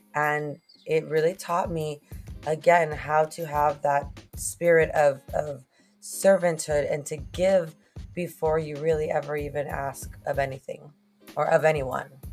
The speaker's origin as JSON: {"language": "English", "town": "Moses Lake", "region": "Washington", "country": "United States", "tie": "born or raised there", "also_born_or_lived": "McAllen, Texas / Monterrey, Mexico", "first_language": "Spanish", "second_language": "English", "moved": "as an adult", "lives_now": "Rio Grande Valley, United States", "said": "I'm actually originally from Moses Lake, Washington"}